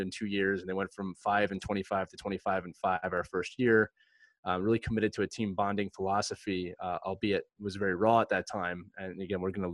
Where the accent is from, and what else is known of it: Philadelphia, Pennsylvania, United States; born or raised there